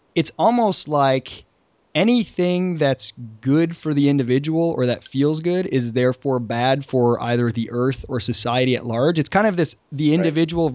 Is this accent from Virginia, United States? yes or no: no; Michigan, United States; moved away as an adult; now in Charleston, United States; Since moving down to Charleston, I'm from Michigan originally, and since moving down to Charleston four years ago